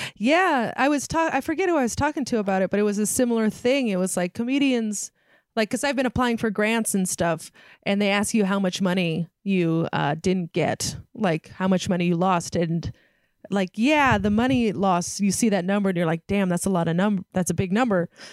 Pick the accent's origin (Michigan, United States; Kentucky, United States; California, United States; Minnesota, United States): California, United States; San Francisco Bay Area; I grew up in San Francisco Bay Area